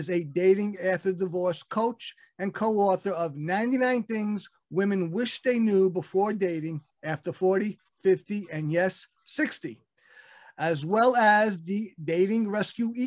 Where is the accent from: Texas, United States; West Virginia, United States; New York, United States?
New York, United States; Brooklyn; we're both from Brooklyn. I'm still in Brooklyn